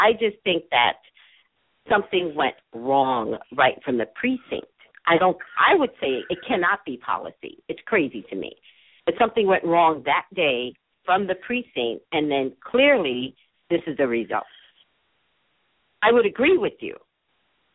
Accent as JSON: {"language": "English", "region": "New York", "country": "United States", "said": "I'm from New York."}